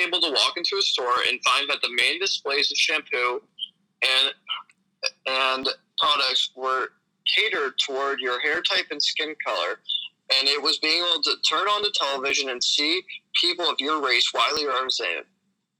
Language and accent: English; Pennsylvania, United States; from the Poconos.